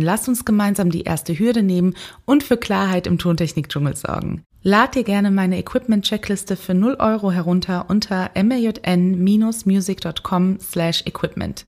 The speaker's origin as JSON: {"language": "German", "town": "Cologne", "region": "North Rhine-Westphalia", "country": "Germany", "tie": "born or raised there", "said": "ich als geborene Kölnerin"}